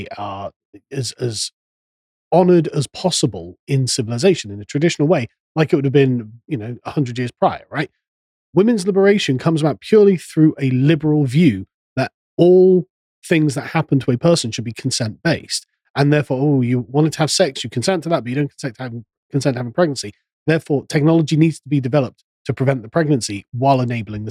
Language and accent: English; England, United Kingdom; I'm an Englishman